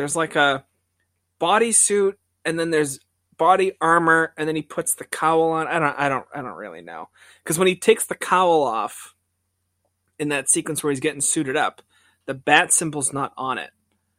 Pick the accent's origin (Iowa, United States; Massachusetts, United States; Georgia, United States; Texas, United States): Massachusetts, United States; Stoneham; Well, no, I'm just for the listeners out there. I'm from Stoneham, Mass.